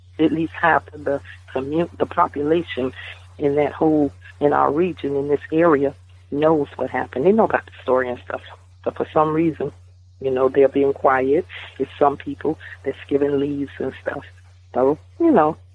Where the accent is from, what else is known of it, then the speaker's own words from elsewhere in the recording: the South, United States; We're from the South, and we really, really believe in family.